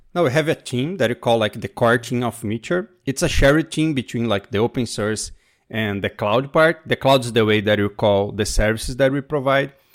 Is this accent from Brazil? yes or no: yes; Brazil; moved away; also born or lived in New York; I'm from Brazil, but right now I'm speaking from New York